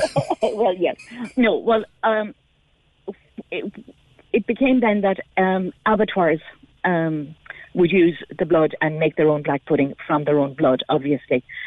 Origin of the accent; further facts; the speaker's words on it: near Bandon, Munster, Ireland; I grew up near Bandon